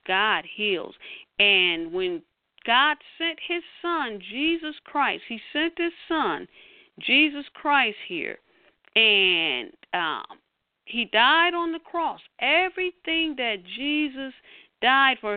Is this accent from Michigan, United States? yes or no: yes; Detroit, Michigan, United States; here in my hometown, Detroit